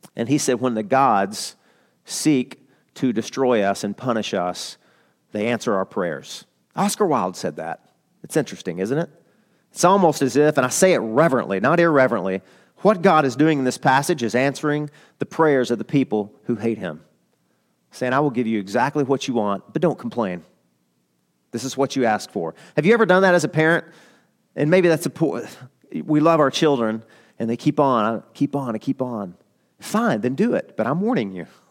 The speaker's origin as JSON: {"language": "English", "region": "Arkansas", "country": "United States", "said": "I'm from, I'm from Arkansas."}